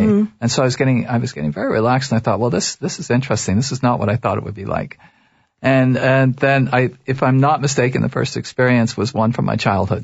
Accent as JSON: {"language": "English", "town": "Toronto", "region": "Ontario", "country": "Canada", "tie": "born or raised there", "said": "I was raised in Toronto."}